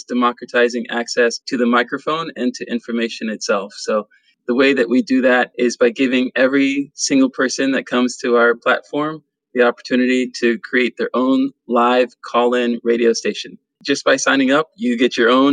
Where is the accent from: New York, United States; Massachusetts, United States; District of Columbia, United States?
District of Columbia, United States; Washington; also born or lived in Pennsylvania; I'm originally from Washington, D.C., born and raised in Chocolate City